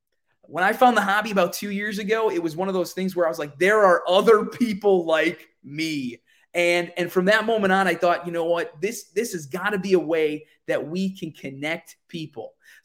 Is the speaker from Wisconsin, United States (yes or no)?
yes; Wisconsin, United States; Now, I'm from Central Wisconsin, so Central time zone here.